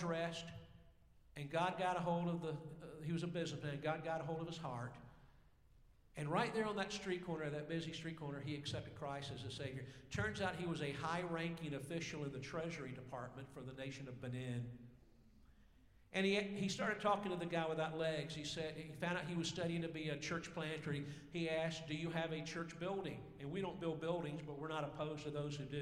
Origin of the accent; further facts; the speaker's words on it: Georgia, United States; I'm actually from Georgia.